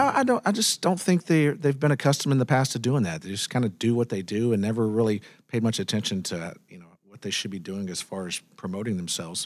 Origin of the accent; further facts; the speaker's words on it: Carthage, Texas, United States; my home where I grew up in Panola County in Carthage